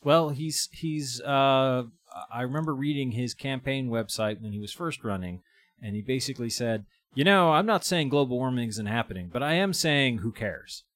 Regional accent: East Hampton, Massachusetts, United States; my hometown of East Hampton

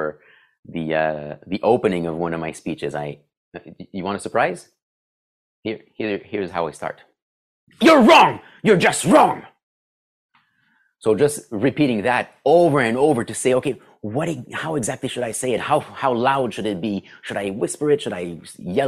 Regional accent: Ottawa, Ontario, Canada; accent: French-Canadian; now in Sudbury, Canada; I grew up in Ottawa

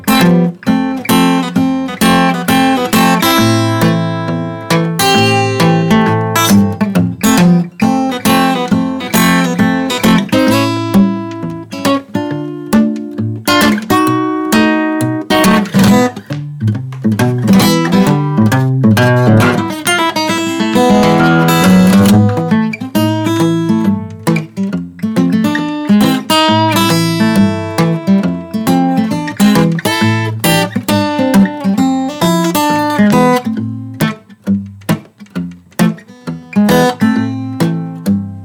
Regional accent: Chicago, Illinois, United States; also born or lived in Alabama; I wasn't raised there. I'm from Chicago, but I was born in Alabama

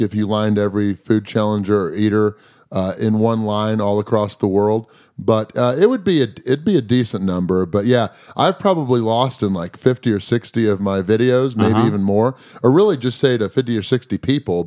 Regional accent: St. Louis, Missouri, United States; I'm actually from the St. Louis area

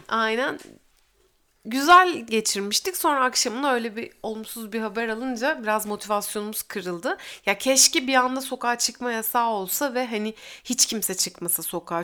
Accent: İzmir, Turkey; also born or lived in Uşak; biz Bornovalıyız yani. Üç, üç kuşaktır Bornova'da oturuyoruz.

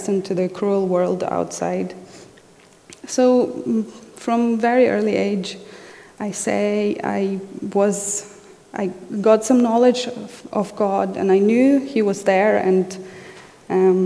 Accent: Western Ukraine, Ukraine; I was born in the Soviet Union. It was 1989. So I was 2 years old when Ukraine became independent

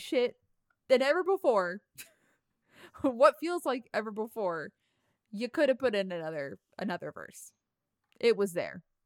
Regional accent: New York metropolitan area, United States; I'm from the New York metropolitan area

